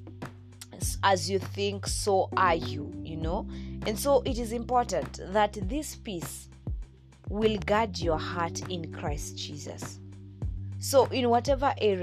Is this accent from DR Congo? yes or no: no; Nakuru, Nakuru County, Kenya; my home place, that's Nakuru City, Nakuru Town, Nakuru County